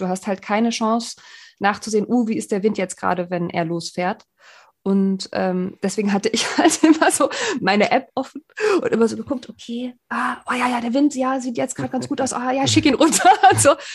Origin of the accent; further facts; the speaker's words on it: Greifswald, Mecklenburg-Vorpommern, Germany; now in Hamburg, Germany; Ich bin nämlich gebürtig aus dem Osten, aus Greifswald